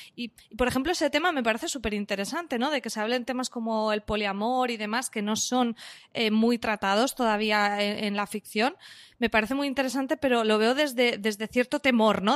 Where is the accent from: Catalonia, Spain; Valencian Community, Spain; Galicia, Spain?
Valencian Community, Spain; yo soy valenciana